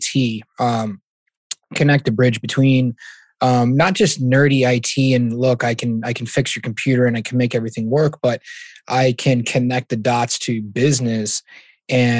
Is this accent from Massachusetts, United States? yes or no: yes; Massachusetts, United States; I'm from Massachusetts, where it's pretty much half divided